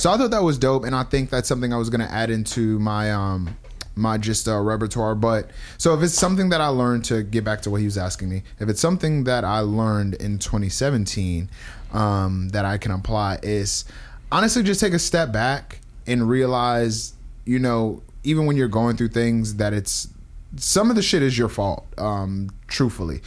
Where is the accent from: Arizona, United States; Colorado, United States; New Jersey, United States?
New Jersey, United States; I'm from Jersey.